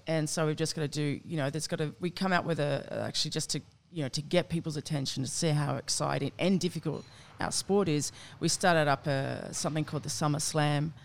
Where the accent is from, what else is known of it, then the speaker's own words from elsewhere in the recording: Campbelltown, New South Wales, Australia; I grew up in, uh, southwest Sydney in Campbelltown